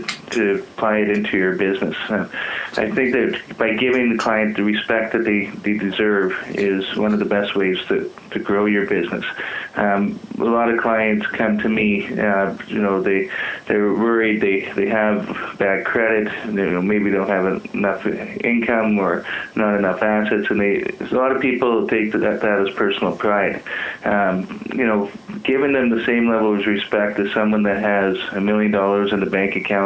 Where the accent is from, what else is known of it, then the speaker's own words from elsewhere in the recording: Saskatchewan, Canada; moved away as an adult; now in Calgary, Canada; I grew up in Saskatchewan and moved